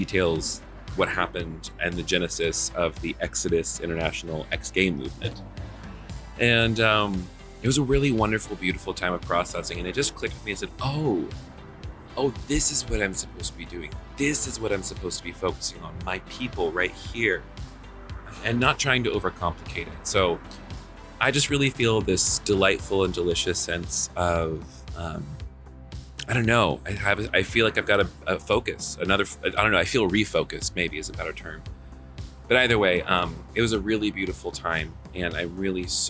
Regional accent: Atlanta, Georgia, United States; Atlanta, my hometown where I'm currently living

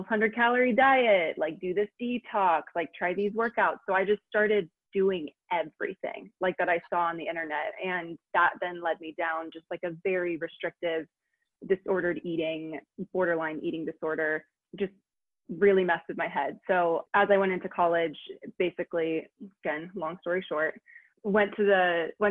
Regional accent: Granville, Ohio, United States; born or raised there; also born or lived in England

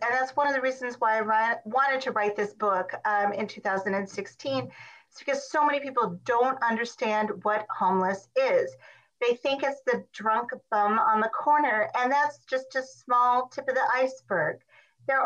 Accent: Montana, United States; I'm originally from Montana, but I've lived all over the country.

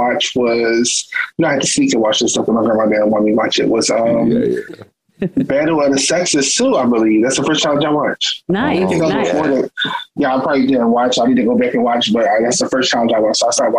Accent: Philadelphia, Pennsylvania, United States; it was in my hometown, was Philadelphia.

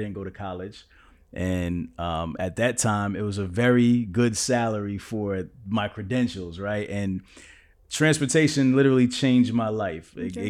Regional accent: Kansas, United States; Like, I came from Kansas. I didn't know nothing about trucking, right?

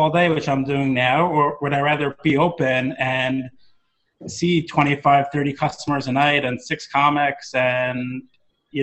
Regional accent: New York City, New York, United States; I grew up right outside of the Village, and I did go to the Cellar when I was in high school

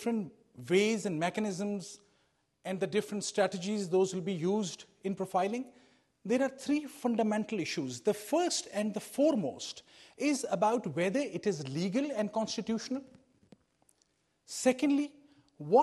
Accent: Pakistan; moved away as an adult; now in United States; I was part of the police service in Pakistan

